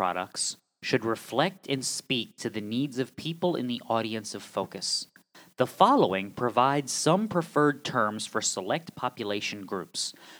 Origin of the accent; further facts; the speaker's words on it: the South, United States; We's from the South. Yeah. We ain't from the sparse areas. We's from the South.